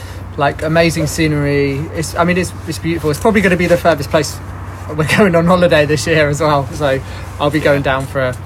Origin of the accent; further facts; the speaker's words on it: Torquay, South West England, United Kingdom; In Torquay.